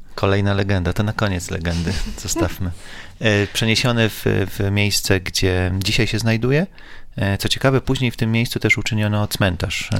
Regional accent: Łódź, Łódź Voivodeship, Poland; jestem z Polesia

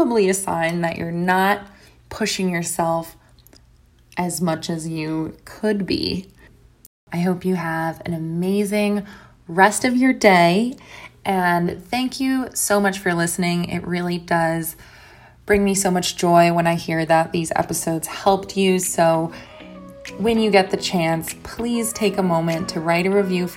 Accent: United States; I'm from the United States

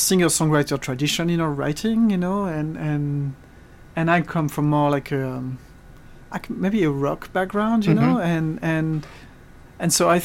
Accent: Troyes, Grand Est, France; English is a second language; also born or lived in London; now in Beacon, United States; I'm from the northeast, a town called Troyes

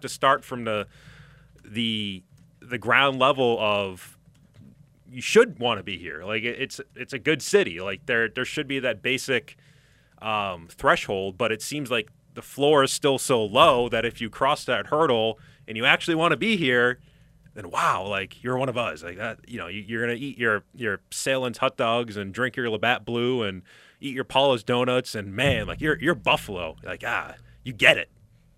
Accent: Hamburg, Germany; I grew up in Hamburg, and, you know, I've been around this city my entire life.

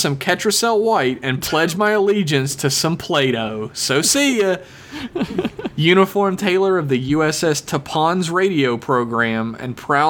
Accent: Sweden; Here to represent my home country of Sweden in your growing global fan base.

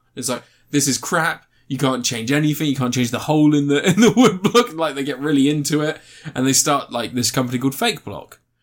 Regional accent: United Kingdom; we are British

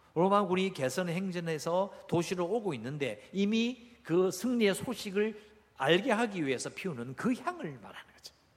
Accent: Busan, South Korea; 저도 어릴 때 해운대 바닷가에 살았거든요

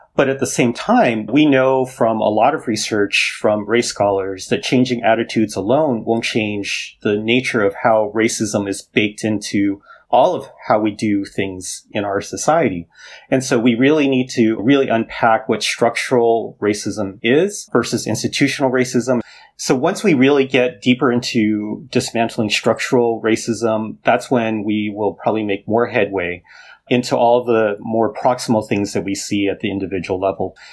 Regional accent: Los Angeles, California, United States; moved away; also born or lived in Ohio / Michigan / Maryland; I grew up in Los Angeles

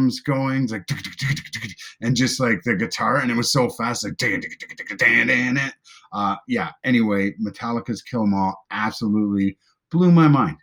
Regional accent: Prince Edward Island, Canada; I'm from Eastern Canada, Prince Edward Island

